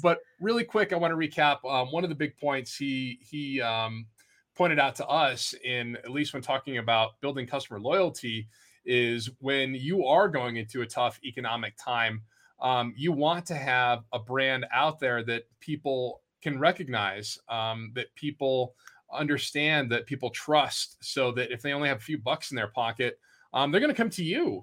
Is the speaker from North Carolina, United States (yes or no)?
no; Vermont, United States; I grew up in Vermont